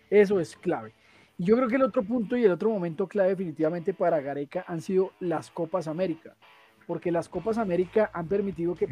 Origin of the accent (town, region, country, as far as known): Colombia